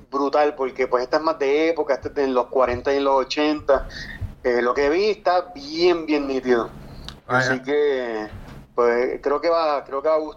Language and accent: Spanish; San Juan, Puerto Rico; moved away as an adult; also born or lived in Los Angeles; now in Florida, United States; Yo vivo en la Florida ahora mismo, pero soy de Cupey.